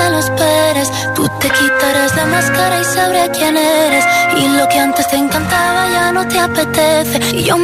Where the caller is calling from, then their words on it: Cádiz, Andalusia, Spain; Buenas tardes, soy … desde Cádiz